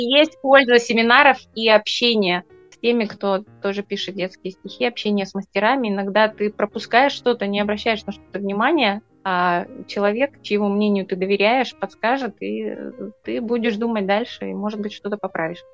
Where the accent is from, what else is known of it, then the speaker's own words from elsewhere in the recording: Arkhangelsk Oblast, Russia; мой родной край, Архангельская область